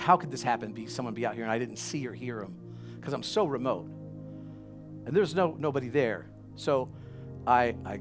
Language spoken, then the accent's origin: English; the South, United States; I'm from the South